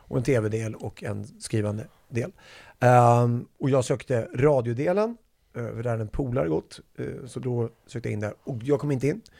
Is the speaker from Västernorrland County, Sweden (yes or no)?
no; Strängnäs, Södermanland, Sweden; på min gamla skola hemma i Strängnäs.